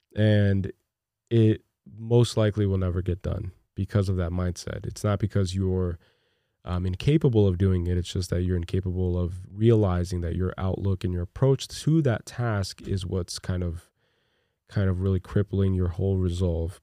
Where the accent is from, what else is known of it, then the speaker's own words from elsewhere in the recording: Brazil; moved away; I'm from Brazil, by the way. I was born in Brazil.